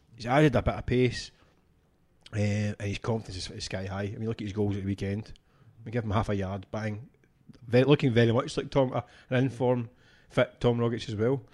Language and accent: English; Scotland, United Kingdom; a Scottish football fan